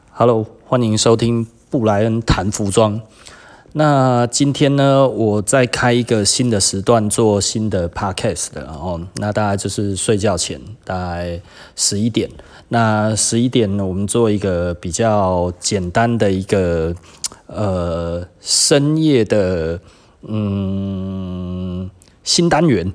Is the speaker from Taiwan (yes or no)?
yes; Taiwan; 我们台湾人